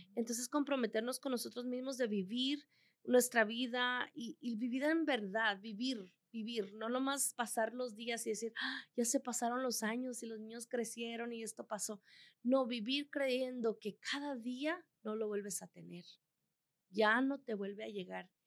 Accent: El Salvador; also born or lived in Chihuahua, Mexico; now in Colorado, United States; Yo soy salvadoreña, por cierto, pero con corazón mexicano y más chihuahuense

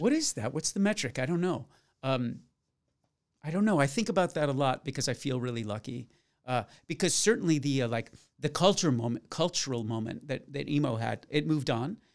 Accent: Florida, United States; my hometown of Florida

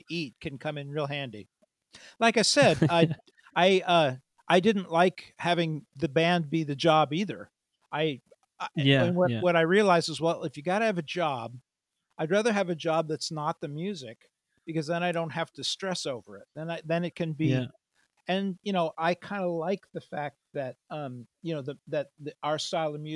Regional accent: United States; I'm an American

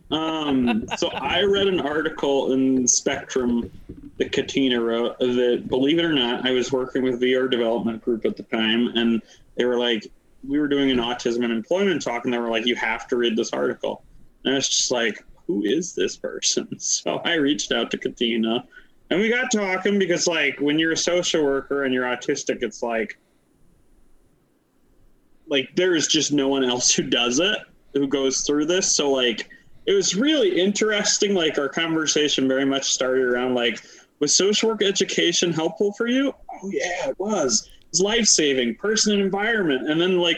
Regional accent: Pennsylvania, United States; moved away; I come from Pennsylvania, moved to Wisconsin.

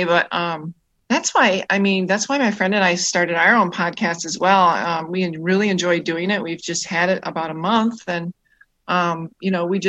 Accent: Tomahawk, Wisconsin, United States; now in Western Michigan, United States; I'm originally from Tomahawk, Wisconsin, which is about, about 4 hours north of Milwaukee. That's where I grew up

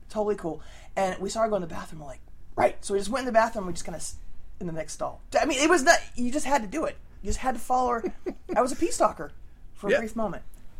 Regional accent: San Diego, California, United States; when I grew up in San Diego

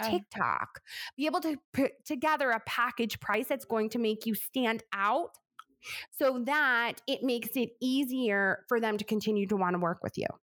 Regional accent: New York, United States; I talk so fast because I'm from New York

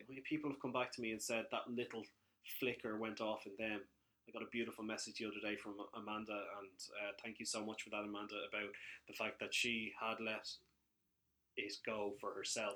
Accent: Ireland; we are Irish young fellas, well, kind of young fellas

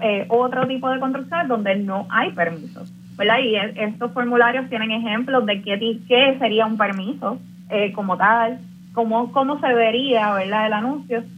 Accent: Puerto Rico

